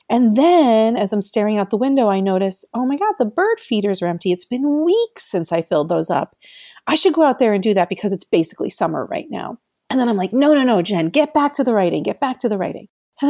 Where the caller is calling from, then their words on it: Syracuse, New York, United States; So remember that I come to you from Syracuse, New York, which is in the middle of the state, considered upstate New York